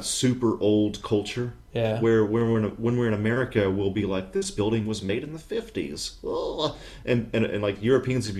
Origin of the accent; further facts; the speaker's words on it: the South, United States; moved away; We grew up in Protestant, either Protestants ourselves or in Protestant communities in the South.